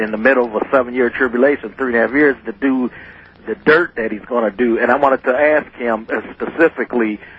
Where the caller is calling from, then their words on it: St. Paul, Minnesota, United States; I'm from St. Paul